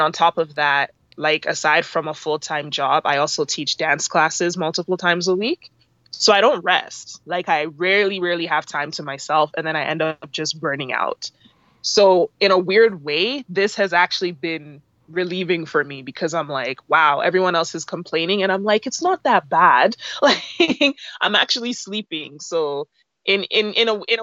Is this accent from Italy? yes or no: no; Canada; My parents are from Nigeria, but I was born and raised, brought up in Canada